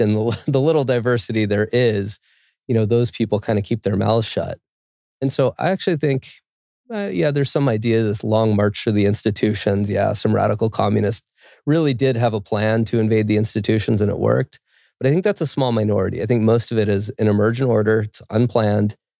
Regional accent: California, United States; moved away as an adult; now in Quito, Ecuador; I grew up in California

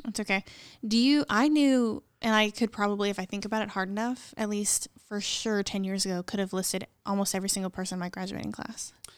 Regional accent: near Columbia, Missouri, United States; moved away as an adult; now in Morganton, United States; I'm from thirty minutes from that town

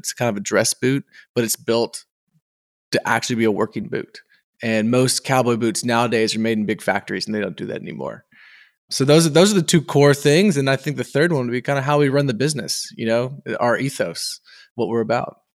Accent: Texas, United States; as a Texan

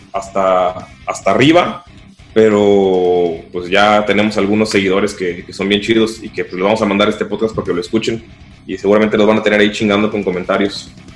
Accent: Cancún, Quintana Roo, Mexico; soy de Cancún. Algunos se fueron a México, otros fueron a otros países, pero y otros siguen en Cancún, se quedaron en mi pueblo

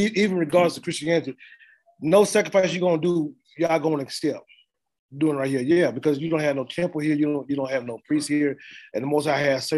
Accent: the South, United States; I'm from the South, and I used to be going in the country sometimes

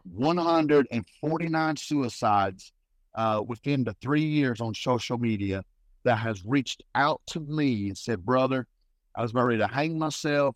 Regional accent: Harlan, Kentucky, United States; I'm originally from Harlan, Kentucky

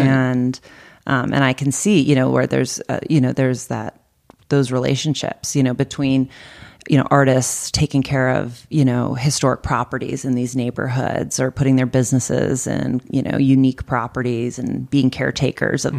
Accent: Boston, Massachusetts, United States; now in Arizona, United States; I'm from Boston

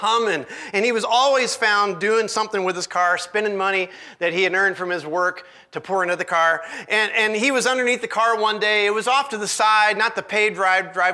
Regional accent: Illinois, United States; now in Boise, United States; I'm originally from Illinois

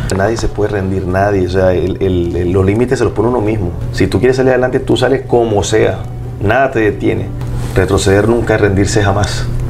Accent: Barranquilla, Atlántico, Colombia; yo soy de Barranquilla

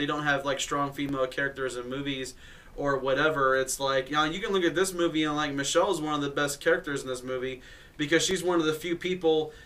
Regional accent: Illinois, United States; I'm from Illinois

